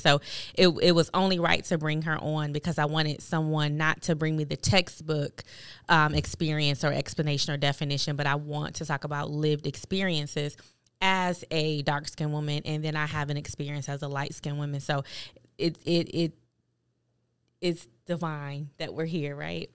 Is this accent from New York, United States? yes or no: yes; Buffalo, New York, United States; as a kid, um, growing up in Buffalo, New York, I went to a Catholic school